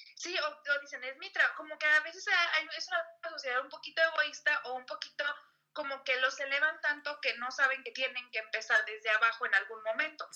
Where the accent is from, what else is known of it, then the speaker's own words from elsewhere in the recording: Guadalajara, Jalisco, Mexico; yo soy de Guadalajara